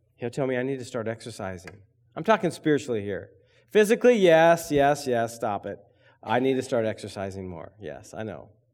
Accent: Berrien, Michigan, United States; I grew up in Berrien

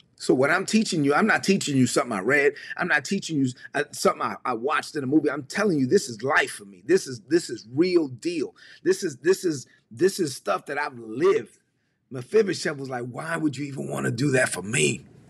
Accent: New York City, New York, United States; also born or lived in La Vega, Dominican Republic; I grew up in East New York, Brooklyn.

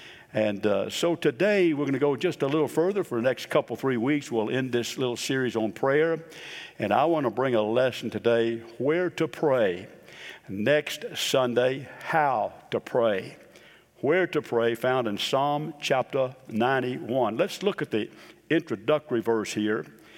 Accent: Boca Raton, Florida, United States; also born or lived in Chicago / Memphis / New Orleans; I was born in Chicago, moved down to Memphis for about 9 months, then down to New Orleans for about a couple years, and then down to Boca Raton, Florida.

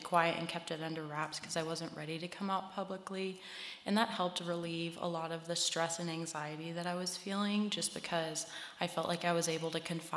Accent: Harrisonburg, Virginia, United States; I grew up in Harrisonburg. We moved here when I was like 8 or 9, I think.

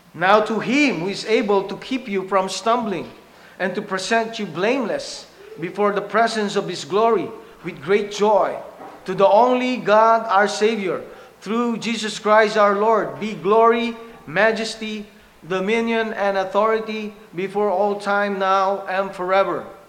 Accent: Philippines; English is a second language; our dialects in the Philippines, back in my home country

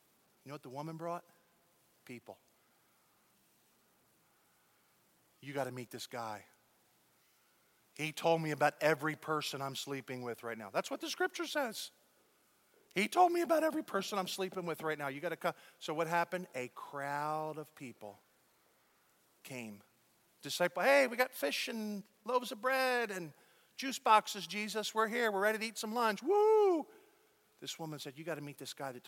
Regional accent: United States; now in Dallas, United States; I'm as American can be

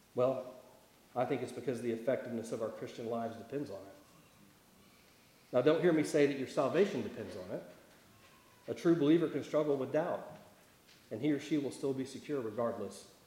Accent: Tulsa, Oklahoma, United States; moved away; I grew up around Tulsa, so I grew up with lots of trees and lakes

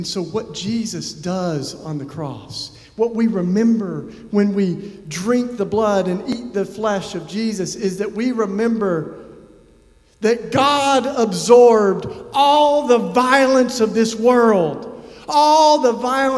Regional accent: Tennessee, United States; I first started visiting folks on death row in my home state of Tennessee.

